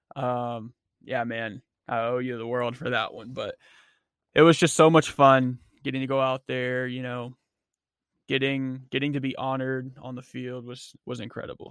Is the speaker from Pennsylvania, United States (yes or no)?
yes; Erie, Pennsylvania, United States; in Erie, in my hometown